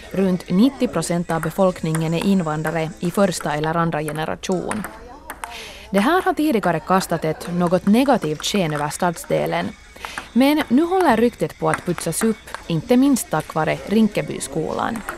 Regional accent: United States; Swedish is a second language; Jag kommer från Amerika.

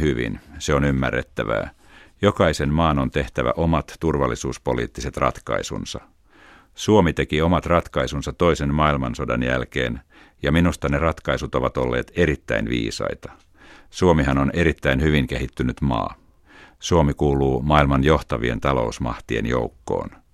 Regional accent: Tallinn, Harju County, Estonia; Finnish is a second language; also born or lived in Tartu, Estonia / Helsinki, Finland; Muutimme Tartosta Tallinnaan silloin, kun olin pieni lapsi.

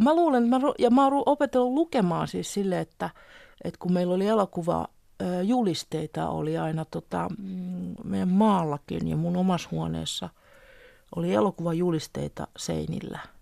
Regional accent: Helsinki, Uusimaa, Finland; also born or lived in Tampere; Mä oon syntynyt 59 Tampereella ja sitten mä olin kahden tai kolmen vanha, kun me muutettiin sitten Helsinkiin

